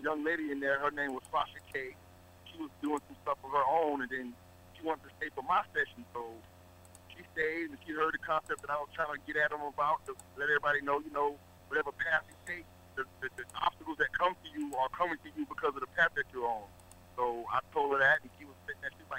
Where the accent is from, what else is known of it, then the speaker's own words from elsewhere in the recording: Georgia, United States; I'm originally from Georgia